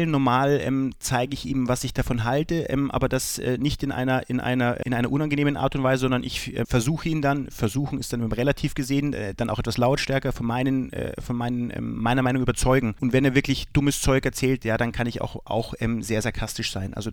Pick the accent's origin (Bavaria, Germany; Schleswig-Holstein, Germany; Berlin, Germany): Bavaria, Germany; Was ist bayerischer mir? Das kann ich schwer sagen. Ich spreche auch keinen richtigen Dialekt. Ich habe nicht diese, diese bayerische, bayerischen Slang.